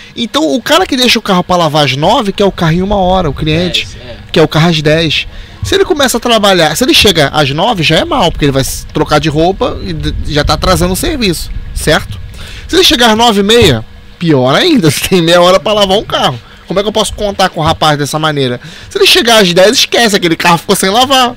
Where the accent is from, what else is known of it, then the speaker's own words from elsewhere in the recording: Rio de Janeiro, Brazil; A gente é carioca